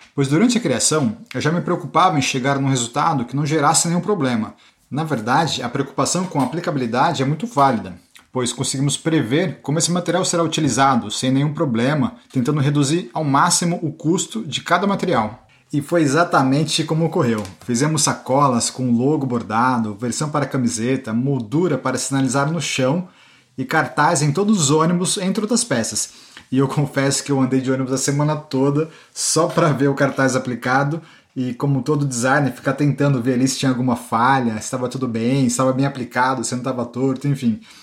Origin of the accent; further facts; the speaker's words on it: Brazil; also born or lived in Cergy, France; now in France; como brasileiros que somos